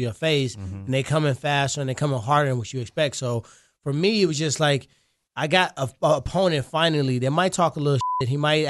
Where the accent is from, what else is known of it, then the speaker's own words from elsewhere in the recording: Ferguson, Missouri, United States; I'm from Ferguson.